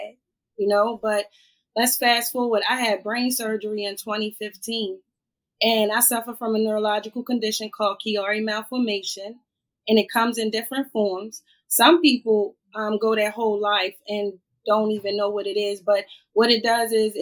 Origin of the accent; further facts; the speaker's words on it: Annapolis, Maryland, United States; I grew up in Annapolis. I'm from Annapolis, Maryland